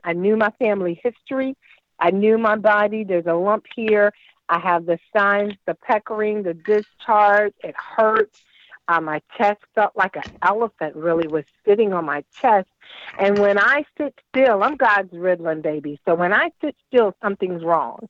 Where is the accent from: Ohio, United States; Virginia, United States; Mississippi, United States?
Virginia, United States; Virginia Beach; also born or lived in North Carolina; now in Washington, D.C., United States; I'm originally from Virginia Beach